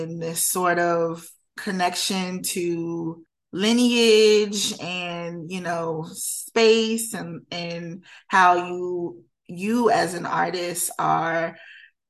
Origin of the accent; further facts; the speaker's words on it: Prince George's County, Maryland, United States; moved away as an adult; also born or lived in Washington, District of Columbia, United States / New York; I was born in DC and but I grew up mainly in PG County